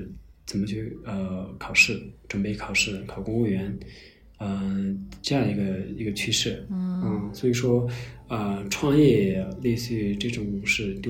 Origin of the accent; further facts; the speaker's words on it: Qinghai, China; also born or lived in Beijing; 我是嗯在青海藏区的牧区长大，啊，后来上大学上了呃两个月就退学去北京工作生活，然后又回到青海就开始做独立出版物